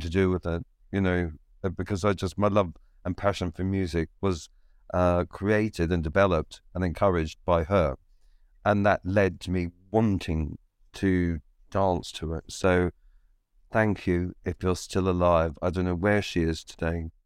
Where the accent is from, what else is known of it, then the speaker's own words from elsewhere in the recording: Victoria, Australia; moved away; moved out of Ballarat and into my hometown